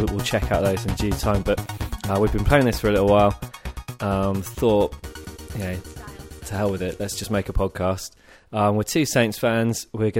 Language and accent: English; Bath, South West England, United Kingdom; I grew up in Bath.